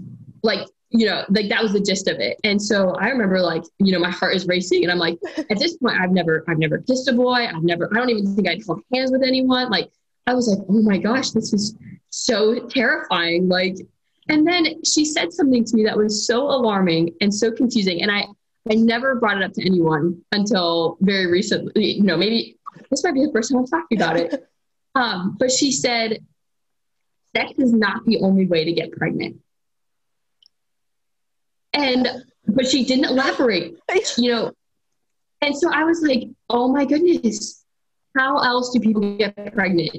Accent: Ohio, United States; moved away as an adult; I was born and raised in the same small town, and I attended. So I'm from Ohio originally

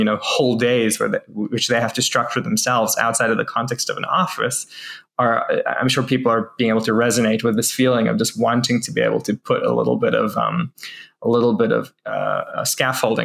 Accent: New Zealand; now in Israel; I'm Israeli, born in Israel, and I went back to Israel as an adult after growing up in New Zealand

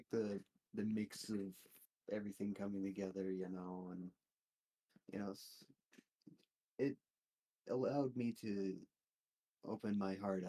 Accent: Casper, Wyoming, United States; born there; also born or lived in Laurel, Montana; I was born in Casper, Wyoming. Lived there for till I was like four. Like three or four.

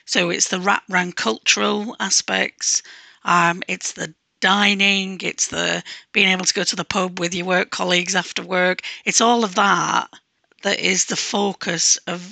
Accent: Manchester, North West England, United Kingdom; when I was growing up in Manchester

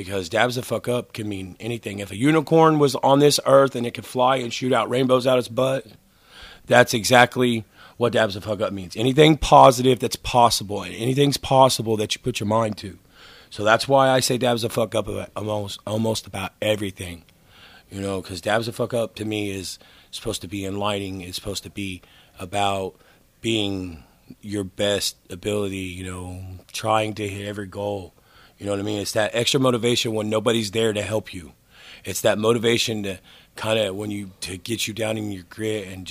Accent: Broken Arrow, Oklahoma, United States; I am from Broken Arrow

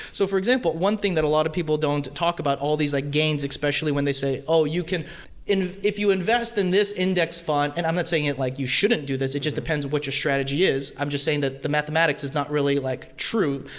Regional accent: Fremont, California, United States; born and raised in Fremont

